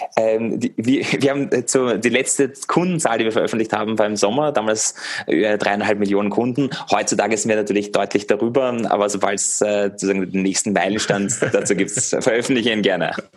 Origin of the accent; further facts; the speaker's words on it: Vienna, Austria; now in Germany; ich bin ursprünglich aus Wien, aus Österreich.